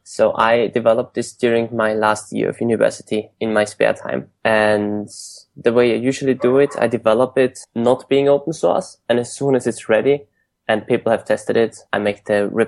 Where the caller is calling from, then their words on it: San Francisco, California, United States; I'm calling today from San Francisco.